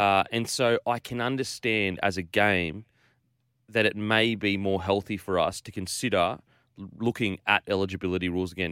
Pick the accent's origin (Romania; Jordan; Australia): Australia; Queensland; As a Queenslander